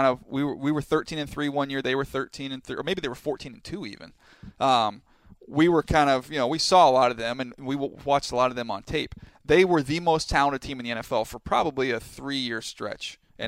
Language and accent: English; San Diego, California, United States; I grew up in San Diego.